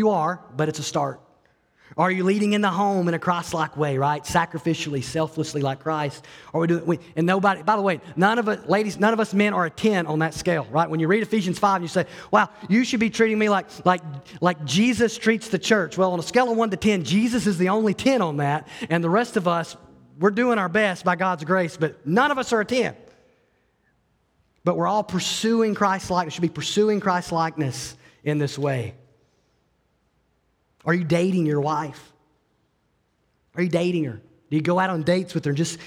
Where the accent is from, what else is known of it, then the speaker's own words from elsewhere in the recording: Alabama, United States; I grew up in Alabama